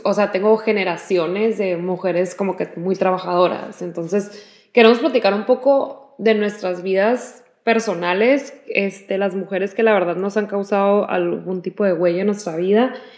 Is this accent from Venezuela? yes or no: no; Mexico; nuestras familias pues crecieron en México y crecimos nosotros en México